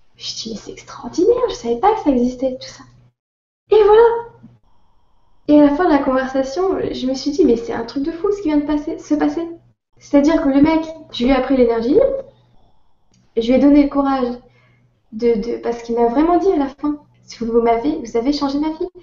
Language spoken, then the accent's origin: French; France; accent: French; vous êtes française euh, Parce qu'il entend mon accent